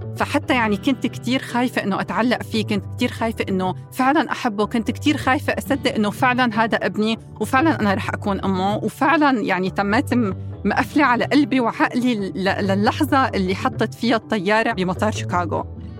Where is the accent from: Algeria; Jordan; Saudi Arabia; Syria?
Syria; moved away as an adult; now in United States; من سوريا وجيت على أمريكا بال 2012